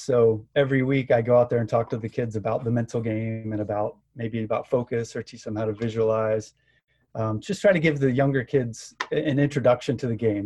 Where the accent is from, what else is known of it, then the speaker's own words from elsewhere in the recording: Gainesville, Florida, United States; moved away; also born or lived in South Carolina; I grew up in Gainesville, Florida